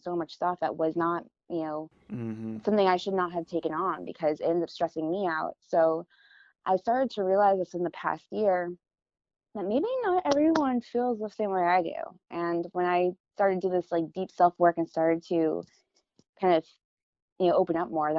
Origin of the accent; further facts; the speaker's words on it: Florida, United States; now in California, United States; I'm from Florida too, where it's super flat. We don't really have seasons.